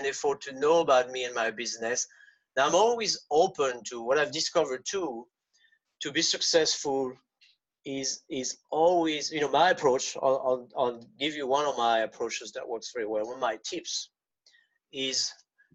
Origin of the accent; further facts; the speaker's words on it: France; first language French; English is a second language; moved away; I'm French native. I was born in France.